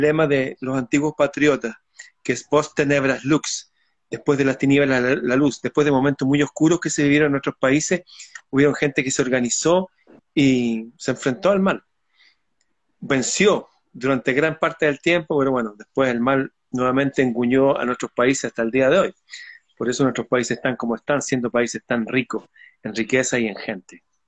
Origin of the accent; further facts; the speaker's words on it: Chile; sí, soy chileno